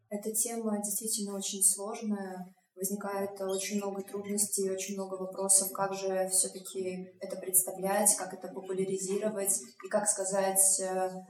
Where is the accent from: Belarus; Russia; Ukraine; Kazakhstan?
Belarus; я из Беларуси